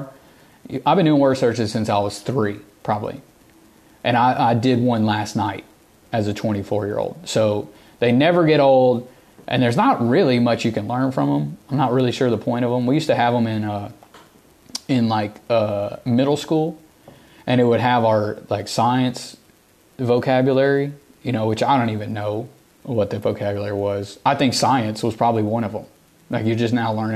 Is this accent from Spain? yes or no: no; the South, United States; accent: Southern; I grew up in the South, and I have a Southern accent